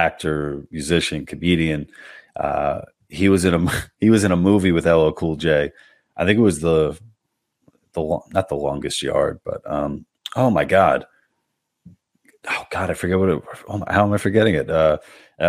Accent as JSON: {"language": "English", "town": "New York City", "region": "New York", "country": "United States", "also_born_or_lived": "Manhasset, Long Island", "said": "I'm not from Manhasset. I'm from Little Neck. I went to high school. I just went to high school in Manhasset"}